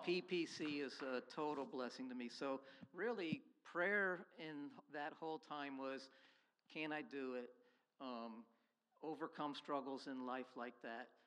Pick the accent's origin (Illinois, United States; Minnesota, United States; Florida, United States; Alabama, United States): Florida, United States; moved away as an adult; I basically grew up in Florida, born and raised in Florida